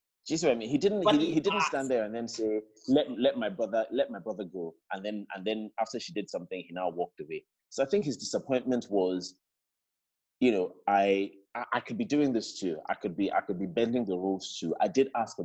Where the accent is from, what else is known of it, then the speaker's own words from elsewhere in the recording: Nigeria; as a Nigerian